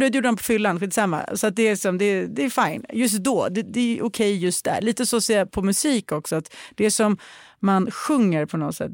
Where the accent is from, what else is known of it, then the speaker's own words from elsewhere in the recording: Sweden; jag är svensk